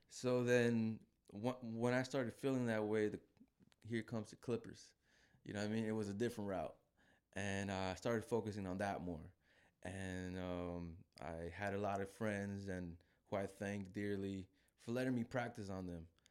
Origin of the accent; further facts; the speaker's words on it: Guadalajara, Jalisco, Mexico; I'm from Guadalajara